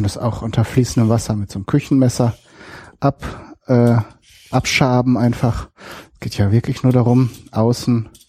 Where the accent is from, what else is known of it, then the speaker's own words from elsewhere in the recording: North Rhine-Westphalia, Germany; Ich komme komm ja aus Westfalen, genauer gesagt Ostwestfalen. Aus einem kleinen Städtchen dort.